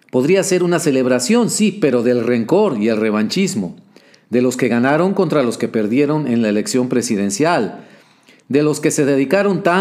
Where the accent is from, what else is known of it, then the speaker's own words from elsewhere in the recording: Mexico; Yo como observador mexicano me lleno de pesadumbre al observar cómo, a lo largo de los años recientes, por lo menos desde una década atrás, la vida pública estadounidense